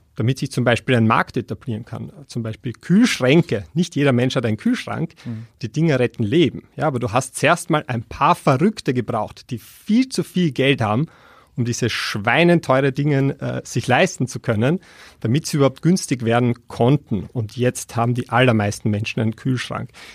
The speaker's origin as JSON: {"language": "German", "country": "Austria", "said": "als Österreicher"}